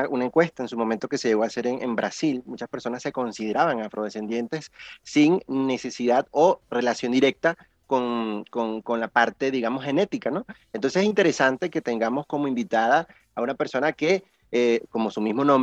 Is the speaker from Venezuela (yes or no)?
yes; Venezuela; nuestra forma o nuestra cultura como venezolanos